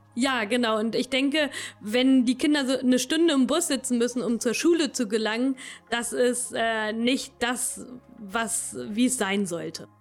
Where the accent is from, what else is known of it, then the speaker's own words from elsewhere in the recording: Königslutter am Elm, Lower Saxony, Germany; also born or lived in Helmstedt; ich lebe äh, schon immer in Lelm